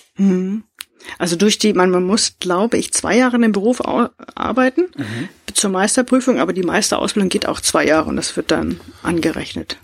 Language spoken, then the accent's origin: German; Northern Germany, Germany; Bei uns in Norddeutschland